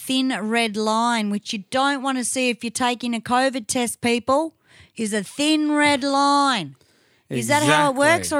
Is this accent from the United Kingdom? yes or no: no; Tasmania, Australia; born there; I was born in Tasmania, so I got out of there fast.